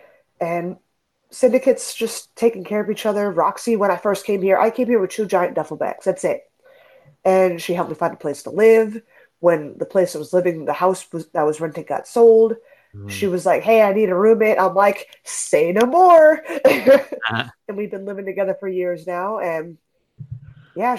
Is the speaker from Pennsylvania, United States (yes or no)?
yes; Philadelphia, Pennsylvania, United States; moved away as an adult; now in Las Vegas, United States; I'm originally from Philadelphia. I trained in Philadelphia